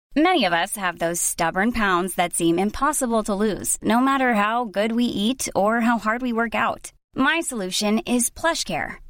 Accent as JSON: {"language": "English", "country": "United Kingdom", "said": "being British"}